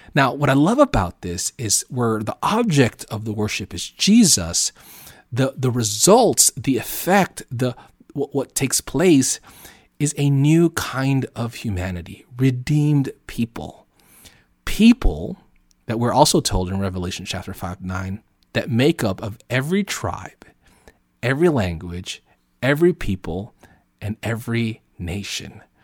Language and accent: English; Southern California, United States; also born or lived in Oceanside; living out here in America and where I'm from, Southern California